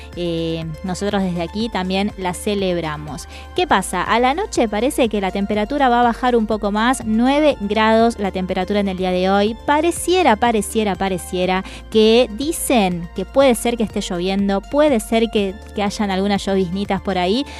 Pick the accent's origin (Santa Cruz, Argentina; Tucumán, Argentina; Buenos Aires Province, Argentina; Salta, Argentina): Salta, Argentina; now in Buenos Aires, Argentina; yo soy salteña